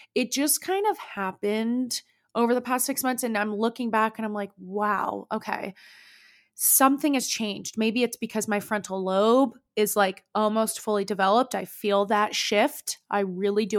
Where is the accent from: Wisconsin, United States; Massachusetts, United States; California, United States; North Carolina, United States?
California, United States; Danville; Danville, California is where I was, like, raised